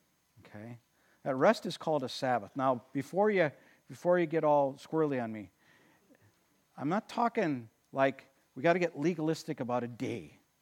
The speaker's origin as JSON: {"language": "English", "town": "Watertown", "country": "United States", "tie": "born or raised there", "said": "I mean, I grew up in Watertown, and I remember we had blue laws back"}